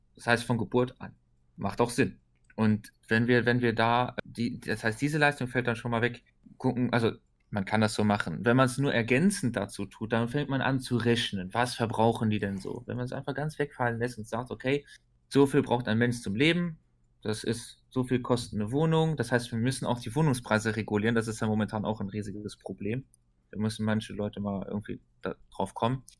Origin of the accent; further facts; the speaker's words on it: Luxembourg; bei uns in Luxemburg